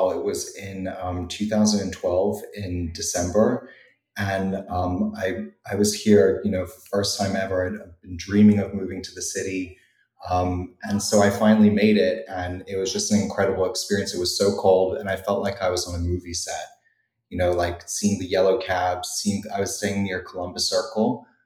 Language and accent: English; New Zealand; also born or lived in Europe; for someone who had grown up in Europe and I'm from New Zealand originally.